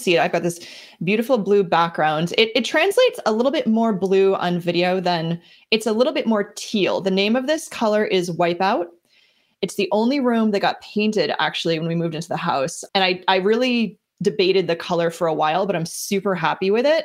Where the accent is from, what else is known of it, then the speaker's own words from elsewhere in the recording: New Jersey, United States; now in Boston area, United States; I'm from New Jersey originally